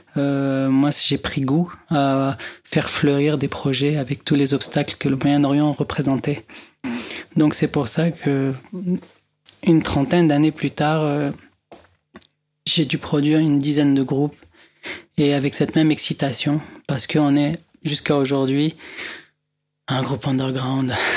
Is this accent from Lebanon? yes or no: yes; Beirut, Beirut Governorate, Lebanon; moved away as an adult; now in France; je viens du Liban, de Beyrouth